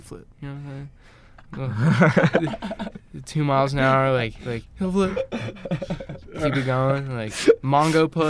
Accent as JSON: {"language": "English", "town": "Marlton", "region": "New Jersey", "country": "United States", "tie": "born or raised there", "said": "I grew up in Marlton"}